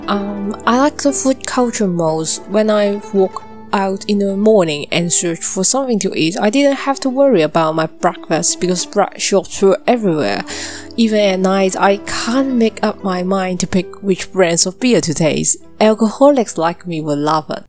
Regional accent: Hong Kong; my hometown

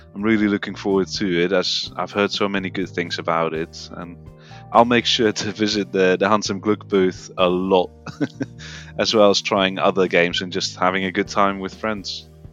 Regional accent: Netherlands; moved away as an adult; now in United Kingdom; I am indeed originally from the Netherlands, but I've lived in the UK for uh, the last five years

